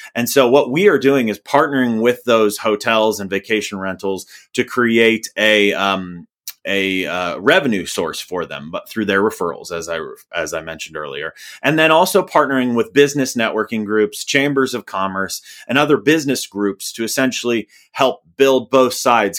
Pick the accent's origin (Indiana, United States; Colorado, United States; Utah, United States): Indiana, United States; I'm from Indiana